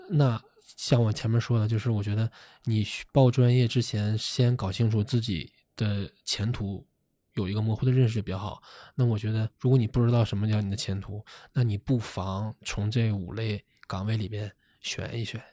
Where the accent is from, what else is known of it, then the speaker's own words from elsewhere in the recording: Shenyang, Liaoning, China; 我是沈阳人